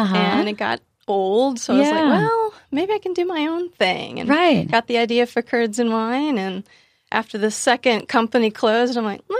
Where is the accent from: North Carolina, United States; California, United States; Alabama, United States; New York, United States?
Alabama, United States; Huntsville; Well, funny thing, I grew up in the South.